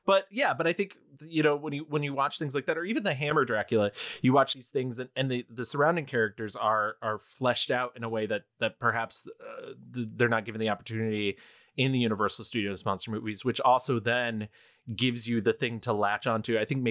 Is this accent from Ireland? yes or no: no; United Kingdom; I'm British.